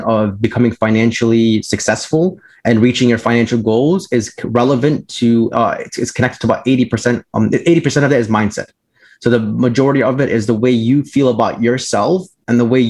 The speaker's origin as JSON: {"language": "English", "town": "Orland Park", "region": "Illinois", "country": "United States", "tie": "born or raised there", "said": "I grew up in the South in the Southwest suburbs of Chicago. For those of you who are familiar with Chicago, near like the Orland Park area"}